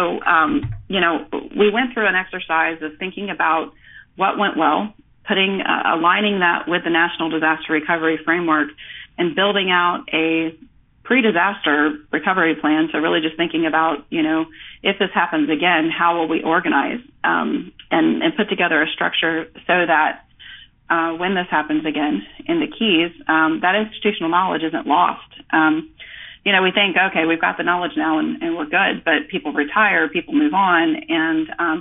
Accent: Panama City, Florida, United States; I was born and raised in Panama City. Graduated high school there.

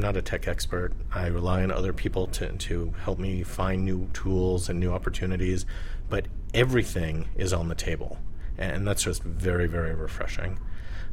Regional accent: New York City, New York, United States; moved away as an adult; now in San Francisco, United States; I was born in New York. I lived there most of my life

